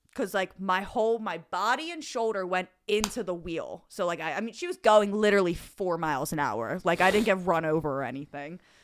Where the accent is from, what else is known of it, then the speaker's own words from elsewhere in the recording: Delaware County, Pennsylvania, United States; accent: Delco; moved away; I was very young. I still lived in Delaware County